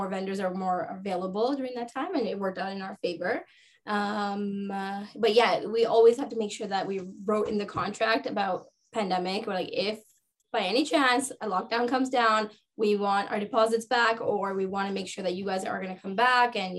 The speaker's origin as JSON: {"language": "English", "country": "Sri Lanka", "moved": "yes", "lives_now": "Canada", "said": "I'm from Sri Lanka."}